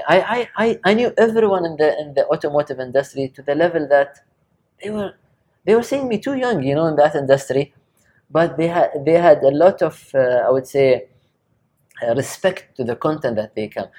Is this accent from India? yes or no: no; Sharjah, United Arab Emirates; also born or lived in Japan; Sharjah is my place. I'm from Sharjah